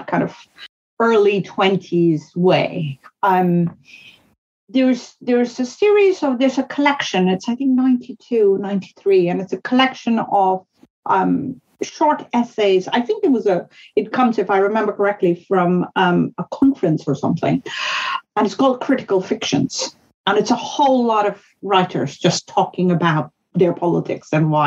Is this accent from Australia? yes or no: no; northern India, India; first language Hindustani (Hindi); English is a second language; moved away; I grew up in India during the Cold War. That's where I was a child